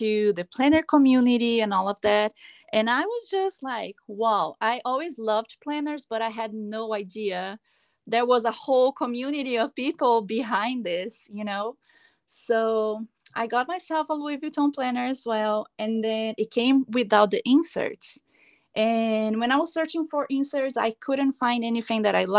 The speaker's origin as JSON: {"language": "English", "country": "Brazil", "also_born_or_lived": "Los Angeles, California, United States", "moved": "as an adult", "lives_now": "Palm Desert, United States", "said": "I'm originally from Brazil, but I've been living in California for the past 8 years. I live now in Palm Desert"}